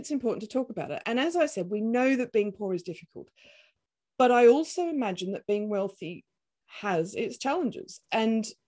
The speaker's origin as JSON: {"language": "English", "country": "Australia", "moved": "yes", "said": "this Australian"}